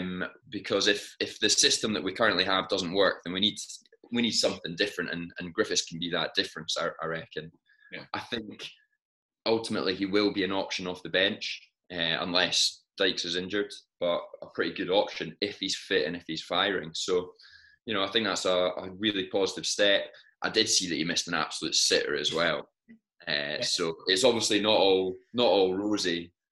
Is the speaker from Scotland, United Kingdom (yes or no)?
yes; Scotland, United Kingdom; from our point of view as Scottish football fans